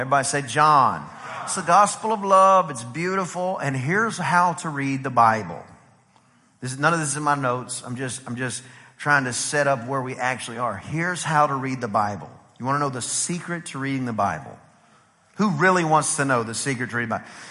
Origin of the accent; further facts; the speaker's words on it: Texas, United States; we're from Texas